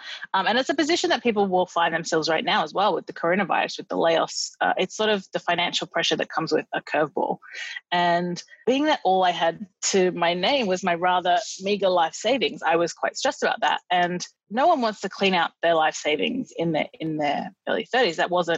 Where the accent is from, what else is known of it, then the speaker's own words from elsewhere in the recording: Australia; as an Australian, it's sort of hard to appreciate the incredible summers we have